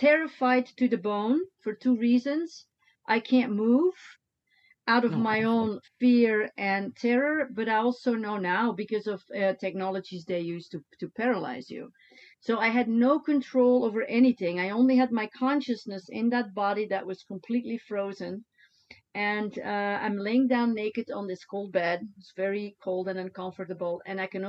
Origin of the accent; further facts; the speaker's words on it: Deinze, Flanders, Belgium; moved away as an adult; in my hometown, Deinze, in Belgium